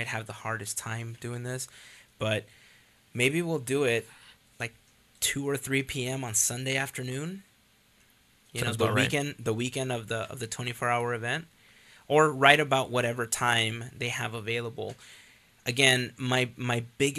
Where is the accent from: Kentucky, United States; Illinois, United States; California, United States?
California, United States; Los Angeles; born or raised there